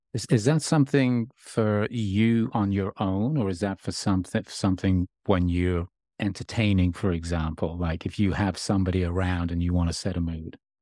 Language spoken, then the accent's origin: English; Birmingham, West Midlands, United Kingdom; moved away as an adult; now in Los Angeles, United States; I grew up in Birmingham